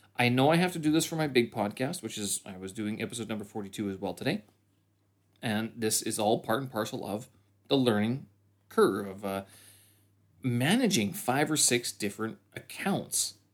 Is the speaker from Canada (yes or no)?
yes; Canada; moved away as an adult; now in Beijing, China; I'm a Canadian expat here in Beijing.